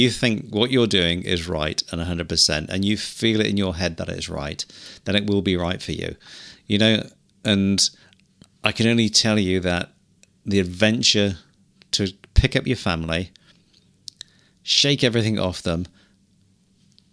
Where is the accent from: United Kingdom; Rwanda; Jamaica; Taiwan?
United Kingdom; Cornwall, South West England; moved away as an adult; now in New Zealand; we grew up in Cornwall